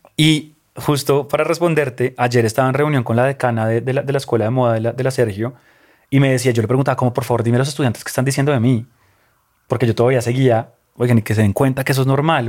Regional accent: Colombia; mi país y a, sí, de donde soy

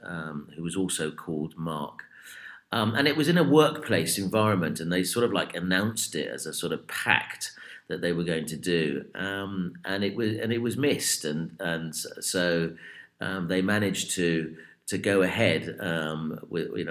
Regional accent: United Kingdom; we are British

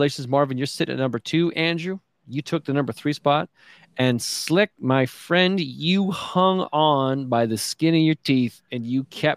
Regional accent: small town Alberta, Canada; I'm small town.

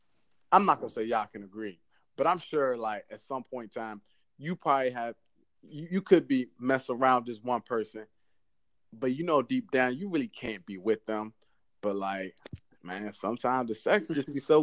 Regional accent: Maryland, United States; accent: DC accent; I'm from Maryland.

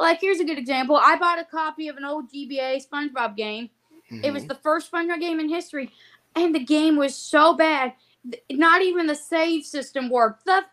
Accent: United States; we're American

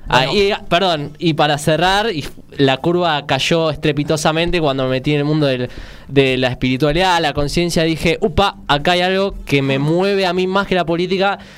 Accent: Argentina; un video de un yankee diciendo cómo somos argentinos y te los ponen gritando a una tele por un partido de fútbol.

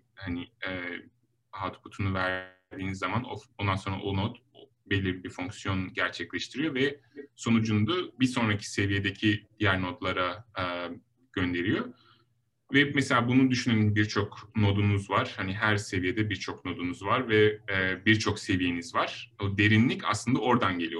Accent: Denizli, Turkey; moved away as an adult; also born or lived in Ankara, Turkey / Stanford, United States; now in Los Angeles, United States; ben um, 1983 Denizli doğumluyum

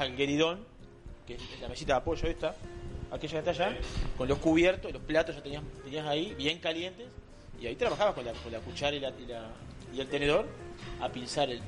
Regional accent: Cuchilla Alta, Canelones, Uruguay; soy de Cuchilla Alta, de Canelones

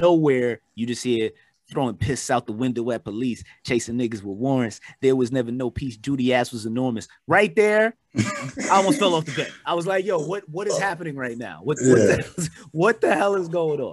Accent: New York, United States; we're from New York

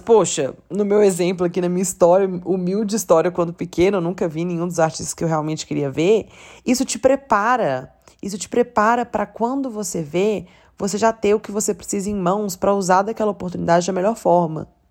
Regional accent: Belo Horizonte, Minas Gerais, Brazil; Eu sou de Belo Horizonte, eu nunca morei numa cidade que, sei lá, fosse forte por isso

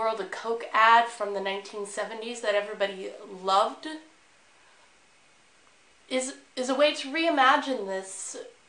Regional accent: United States; now in China; I am an American

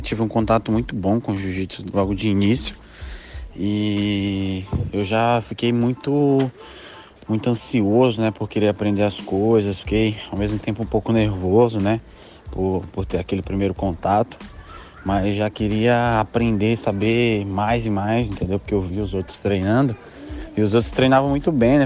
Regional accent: Maranhão, Brazil; lá no meu estado, no Maranhão

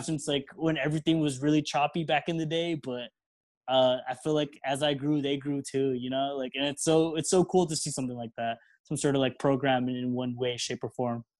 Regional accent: El Paso, Texas, United States; we're all here from El Paso. All we know is Mexican life

